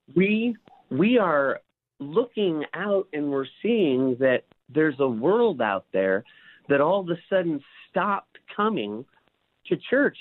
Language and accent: English; Bellflower, California, United States; also born or lived in Paramount, California; I grew up in Bellflower, Paramount, California.